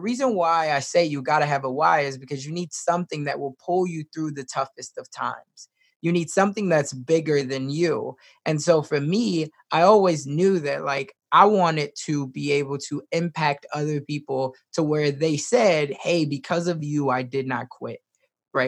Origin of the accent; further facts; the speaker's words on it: Chicago, Illinois, United States; now in Omaha, United States; I was raised originally in Chicago, Southside.